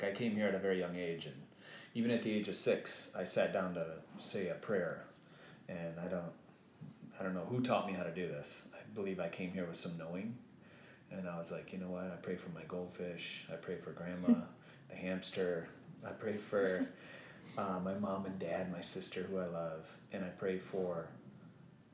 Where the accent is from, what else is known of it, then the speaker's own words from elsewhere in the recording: Lake City, Michigan, United States; I was 1 out of 3 people that have ever gone to college from my hometown up until that point, Lake City, Michigan